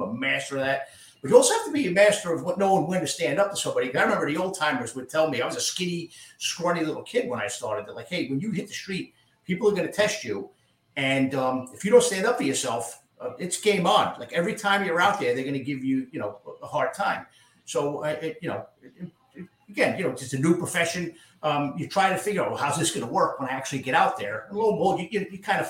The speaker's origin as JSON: {"language": "English", "town": "Yonkers", "region": "New York", "country": "United States", "tie": "born or raised there", "also_born_or_lived": "Bronx, New York", "said": "I was born in the Bronx. Grew up partially there and then partially in a part of Yonkers called Getty Square"}